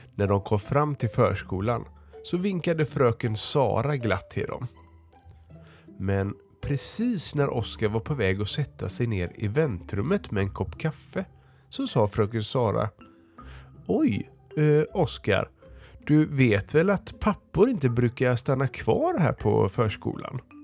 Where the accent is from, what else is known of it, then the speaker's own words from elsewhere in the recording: Örebro, Örebro County, Sweden; jag kommer från Örebro